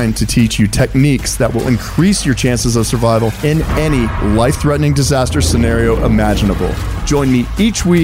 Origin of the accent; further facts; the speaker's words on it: Boulder, Colorado, United States; I grew up in Boulder, spent all my time outdoors